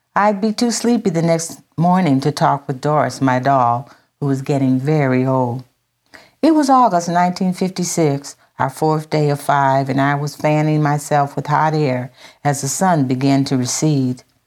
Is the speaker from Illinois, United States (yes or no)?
no; Minden, Louisiana, United States; also born or lived in San Francisco; when we moved from San Francisco to Louisiana when I was five years old, we moved to Minden, Louisiana